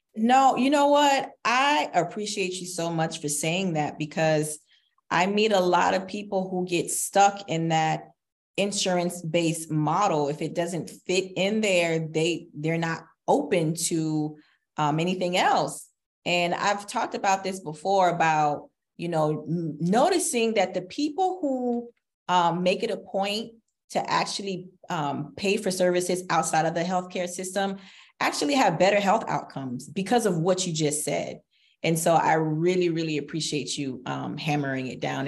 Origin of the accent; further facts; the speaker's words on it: South Florida, United States; as a little girl growing up in South Florida in the Haitian community